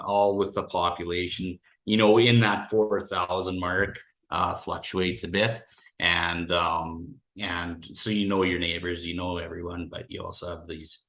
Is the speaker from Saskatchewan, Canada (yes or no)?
yes; Nipawin, Saskatchewan, Canada; now in Warman, Canada; I grew up in Nipawin. We moved there when I was 5. And I lived there in a lot of my adult years. We moved back to the Saskatoon area 4 years ago.